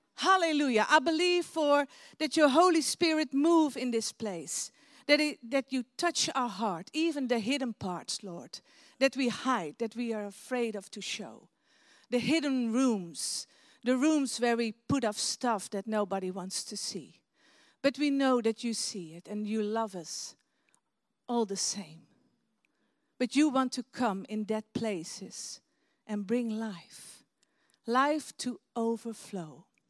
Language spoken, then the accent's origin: English; Netherlands; English is a second language; we're from Holland